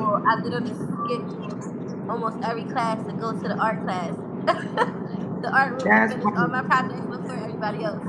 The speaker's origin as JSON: {"language": "English", "town": "Philadelphia", "region": "Pennsylvania", "country": "United States", "said": "I'm an artist from West Philly"}